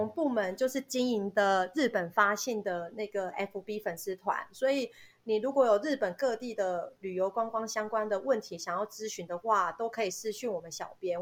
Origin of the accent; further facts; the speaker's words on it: Taiwan; 我们是台湾人